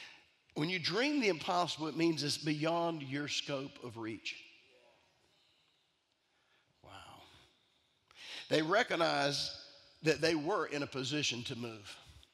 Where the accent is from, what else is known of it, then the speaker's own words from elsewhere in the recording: Italy; I'm Italian.